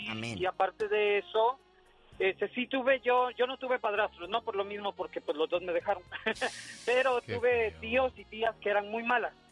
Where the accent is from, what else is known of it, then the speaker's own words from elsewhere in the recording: El Salvador; cuando yo fui niño este por la irresponsabilidad de padres, fui abandonado en una gasolinera en mi país.